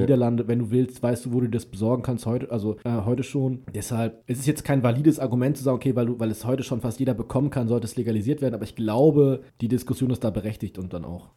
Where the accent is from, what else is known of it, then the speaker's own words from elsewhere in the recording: Germany; bei uns in Deutschland